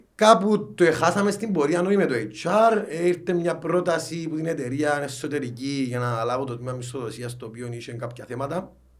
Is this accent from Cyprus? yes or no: yes; Larnaca, Larnaca District, Cyprus; moved away as an adult; now in Nicosia, Cyprus; παιδί προσφύγων, ε, μεγάλωσα στη Λάρνακα